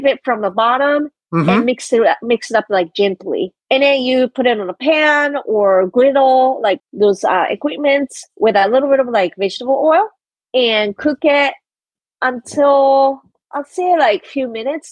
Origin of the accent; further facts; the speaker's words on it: Kobe, Hyogo, Japan; now in Washington DC, United States; I'm from Kobe, which is very close to Osaka